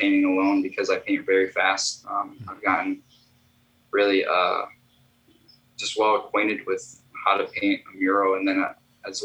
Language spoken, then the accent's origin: English; Chicago, Illinois, United States; I am an artist from Chicago